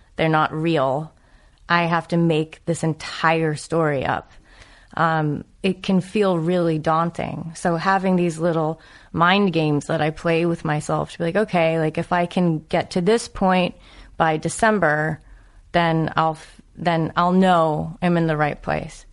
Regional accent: New England, United States; I'm from New England

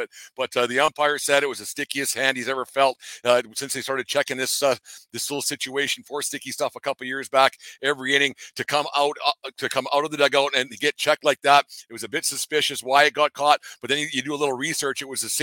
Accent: Alberta, Canada; I was from Alberta, Canada.

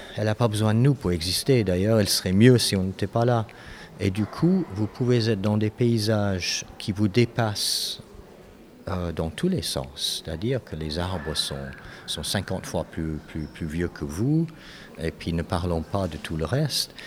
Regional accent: Canada; moved away as an adult; also born or lived in Europe; j'ai grandi au Canada

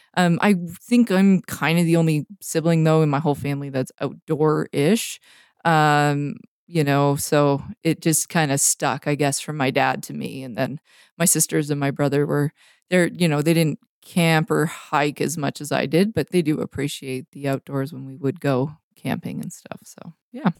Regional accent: North Vancouver, British Columbia, Canada; moved away as an adult; now in Montana, United States; even though I'm from Vancouver, I grew up on the North Shore

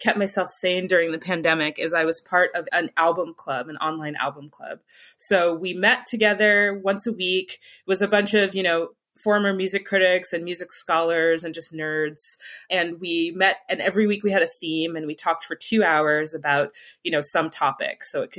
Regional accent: Michigan, United States; But there is something about the …, particularly where I grew up in Michigan, where I did not have, you know, I really didn't have access to like some of the other things

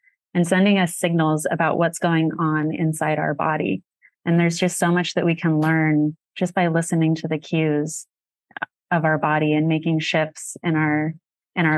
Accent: Sedona, Arizona, United States; growing up in Sedona

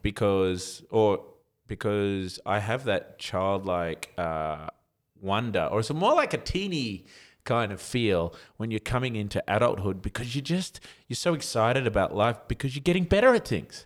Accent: Australia; as an Aussie with tall poppy syndrome

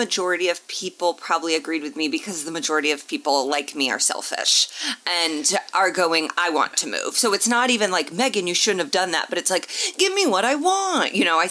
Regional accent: Indianapolis, Indiana, United States; moved away; I have been asked to MC a reproductive rights rally in my hometown of Indianapolis.

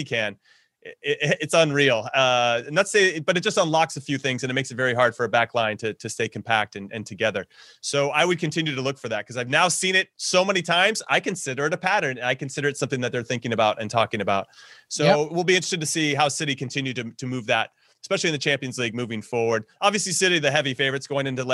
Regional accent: United States; My bias as an American is showing

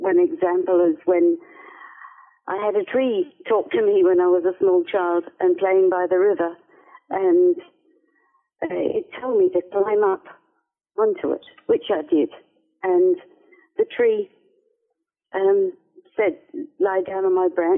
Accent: Perth, Western Australia, Australia; I lived on the outskirts of a city called Perth. Grew up by the river in Perth, actually, and spent a lot of my childhood playing in the bush

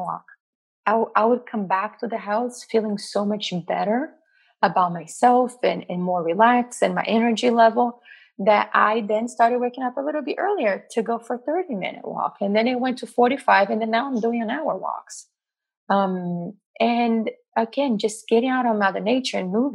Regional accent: Brazil; moved away; growing up in Brazil

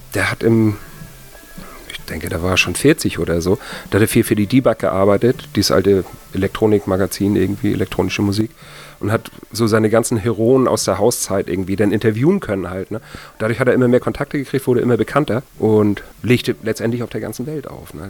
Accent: Kiel, Schleswig-Holstein, Germany; ich komme ursprünglich aus Kiel

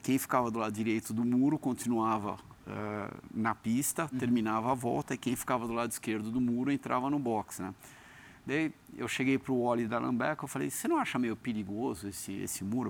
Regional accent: Brazil; now in United States; Eu nasci no Brasil. Eu sou brasileiro.

